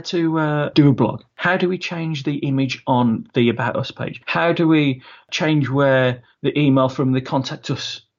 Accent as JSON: {"language": "English", "town": "Wolverhampton", "region": "West Midlands", "country": "United Kingdom", "said": "I'm from Wolverhampton, sunny Wolverhampton, the heart of the Black Country"}